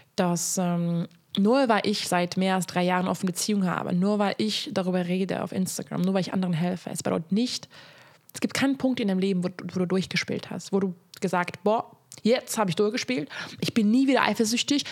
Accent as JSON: {"language": "German", "country": "Hungary", "tie": "born or raised there", "moved": "yes", "said": "Also ich komme aus Ungarn"}